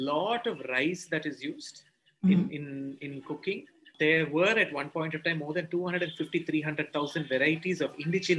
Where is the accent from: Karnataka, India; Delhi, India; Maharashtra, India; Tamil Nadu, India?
Tamil Nadu, India; Chennai; I get stereotyped whenever I say I am from Chennai.